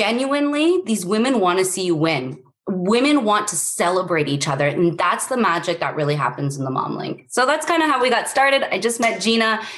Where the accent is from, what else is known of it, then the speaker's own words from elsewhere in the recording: Canada; I'm Canadian.